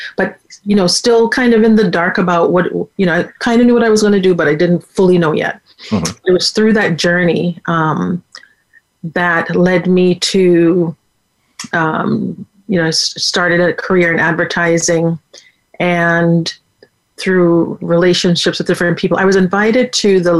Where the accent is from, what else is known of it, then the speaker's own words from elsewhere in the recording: Jamaica; also born or lived in Waterbury, Connecticut, United States; now in United States; I was born in Jamaica